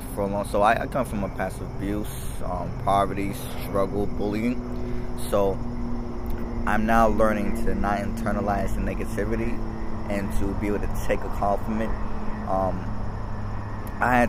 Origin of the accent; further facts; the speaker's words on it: Boston, Massachusetts, United States; Dorchester. Manapin area, Hyde Park area